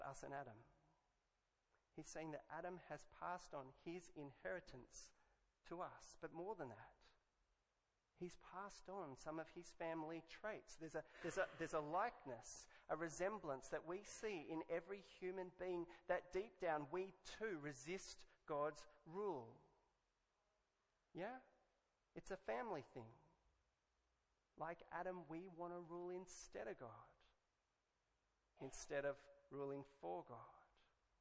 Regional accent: Australia; I could have been English, but I'm Australian.

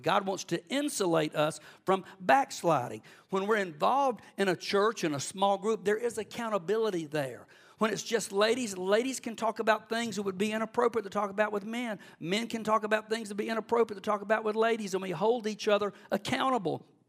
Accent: Cordele, Georgia, United States; also born or lived in Athens, Georgia; I grew up in Cordill in South Georgia

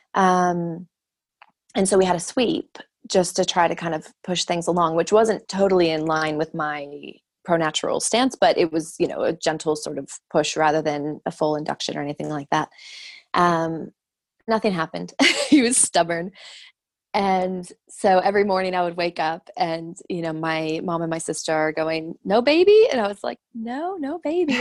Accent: Arizona, United States; moved away as an adult; also born or lived in London, United Kingdom / Dubai, United Arab Emirates; I'm from Arizona

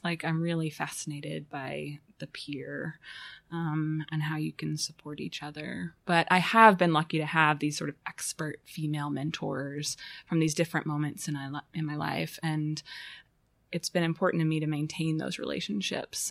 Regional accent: Fayetteville, Arkansas, United States; moved away as an adult; also born or lived in Chicago; I was born in Fayetteville um, and stayed here until 1999

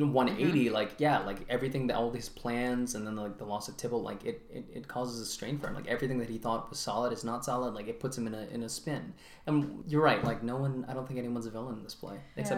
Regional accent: Lafayette, Louisiana, United States; my hometown of Lafayette, Louisiana.

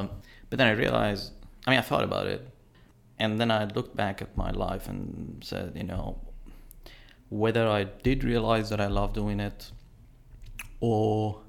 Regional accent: Iran; first language fa; English is a second language; let me tell you this, that my mother tongue is Farsi, right? And as much as I can talk and express myself in that language, I probably won't be able to do the same quality in English.

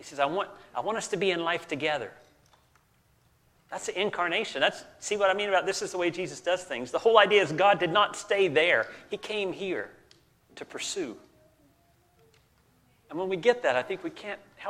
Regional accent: the South, United States; I grew up in the South

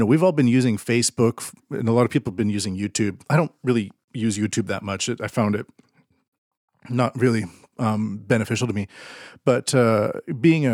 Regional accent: Canada; I'm Canadian

